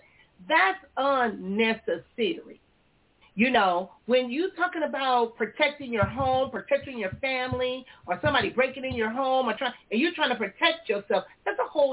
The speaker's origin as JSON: {"language": "English", "town": "Compton", "region": "California", "country": "United States", "tie": "born or raised there", "said": "I grew up in Compton, California"}